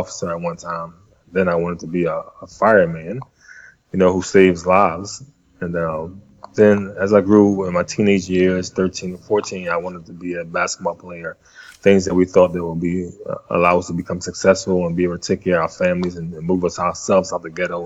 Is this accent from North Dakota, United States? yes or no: no; Philadelphia, Pennsylvania, United States; also born or lived in Louisburg, North Carolina; she took me and my three sisters at the time to Philadelphia, where we were raised